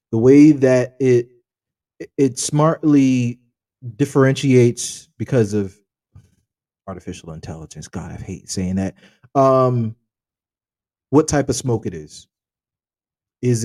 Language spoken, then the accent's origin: English; United States; we're American